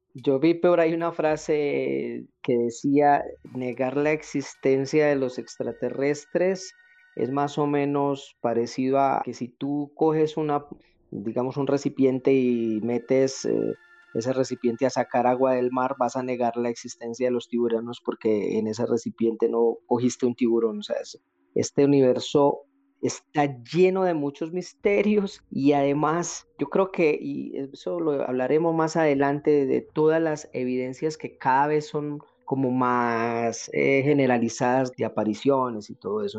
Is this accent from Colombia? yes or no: yes; Colombia; acá en mi país, en Colombia